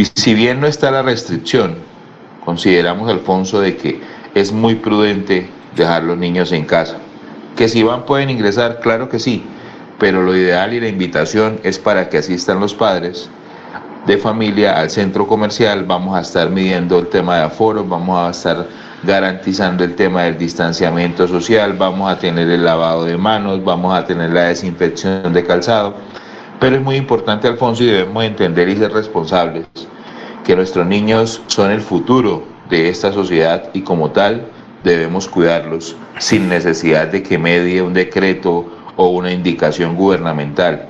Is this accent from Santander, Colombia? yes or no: yes; Bucaramanga, Santander, Colombia; todos los que somos de Bucaramanga y el área de influencia